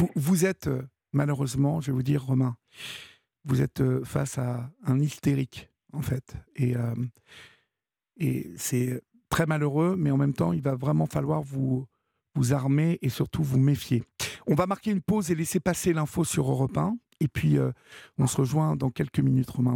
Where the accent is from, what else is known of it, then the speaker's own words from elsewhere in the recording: France; chez nous en France